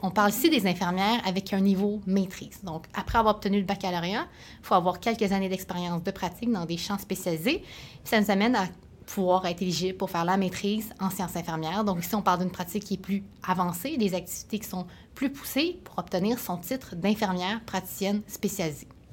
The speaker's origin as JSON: {"language": "French", "town": "Sherbrooke", "region": "Quebec", "country": "Canada", "said": "je viens de Sherbrooke"}